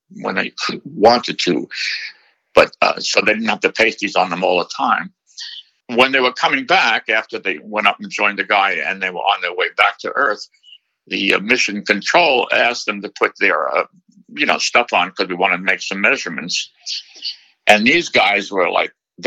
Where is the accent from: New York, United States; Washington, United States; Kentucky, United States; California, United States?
New York, United States; New York City; I was born in Brooklyn